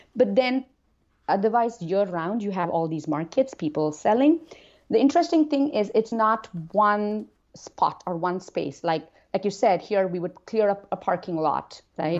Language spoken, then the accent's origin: English; India; now in United States; growing up in India